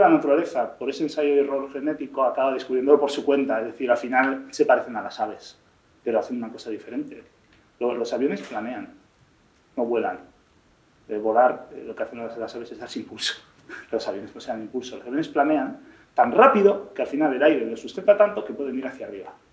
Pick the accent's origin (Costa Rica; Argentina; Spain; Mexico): Spain; me siento español